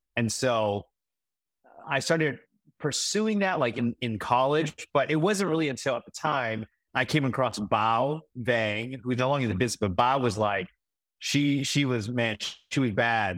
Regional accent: Saint Paul, Minnesota, United States; moved away as an adult; now in Des Moines, United States; I grew up in East Saint Paul

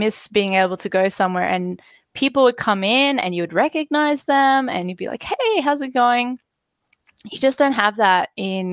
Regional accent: Australia

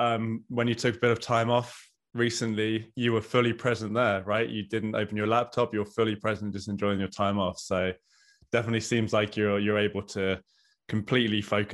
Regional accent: England, United Kingdom; I'm English.

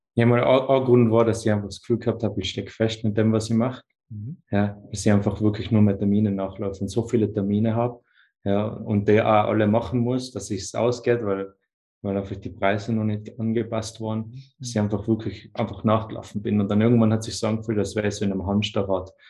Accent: Tyrol, Austria; Ich komme aus Tirol in Österreich

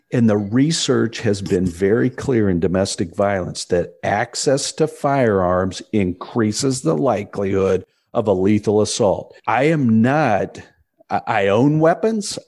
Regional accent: Indianapolis, Indiana, United States; my hometown of Indianapolis

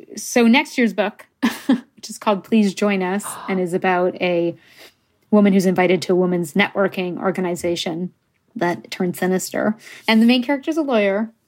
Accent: Canada; first language English; I'm Canadian

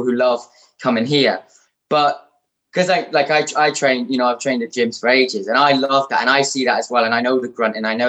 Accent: Shrewsbury, West Midlands, United Kingdom; moved away; also born or lived in London; I'm originally from Shrewsbury

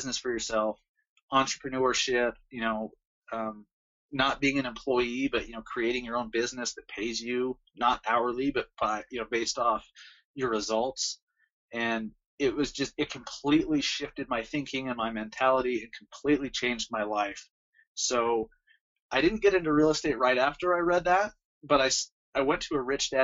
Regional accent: Salt Lake City, Utah, United States; I loved growing up here

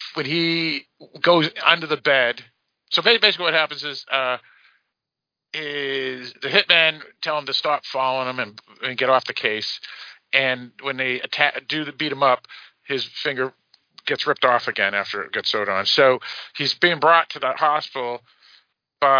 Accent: United States; I'm an American

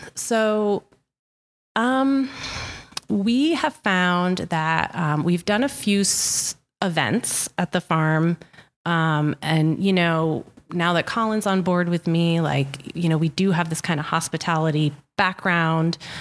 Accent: Ashaway, Rhode Island, United States; also born or lived in Westerly, Rhode Island; I grew up in Ashaway, so I am a Charger turned bulldog

